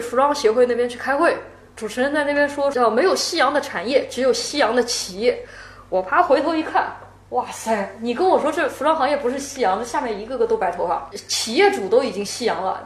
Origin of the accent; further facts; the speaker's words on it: Shanghai, China; also born or lived in United States; 我住杨浦嘛，我本身土生土长的杨浦人